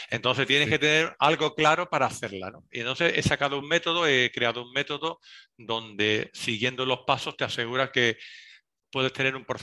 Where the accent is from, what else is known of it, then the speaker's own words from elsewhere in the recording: Seville, Andalusia, Spain; accent: Andalusian; cuando voy fuera me notan que soy andaluz, eh, a veces no saben dónde, pero cuando estoy en Sevilla me dicen que si no soy sevillano porque no tengo un acento s